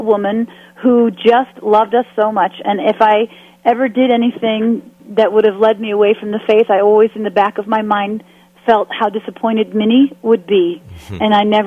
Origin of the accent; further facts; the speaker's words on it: Winnetka, Illinois, United States; I grew up in Winnetka, Illinois, on the North Shore of Chicago